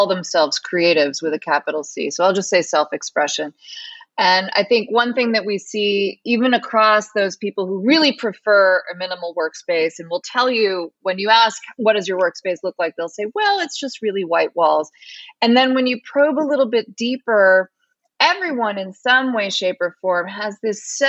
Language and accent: English; United States; We're American, 21st century